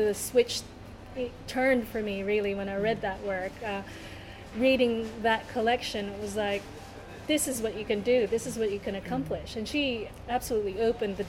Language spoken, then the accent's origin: English; Hobart, Tasmania, Australia; also born or lived in Manila, Philippines; You and I grew up in Hobart in Tasmania